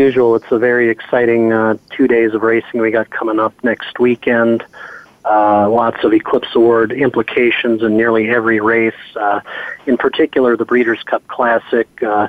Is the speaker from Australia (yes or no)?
no; St. Paul, Minnesota, United States; moved away; also born or lived in Louisville, Kentucky; I grew up in St. Paul, Minnesota, and went to the University of Louisville Equine Administration Program.